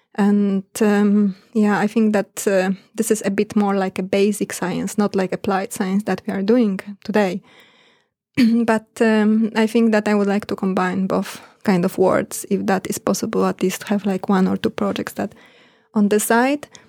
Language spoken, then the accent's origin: English; Poland; moved away as an adult; also born or lived in Bergen, Norway / Australia; now in Norway; I'm from Poland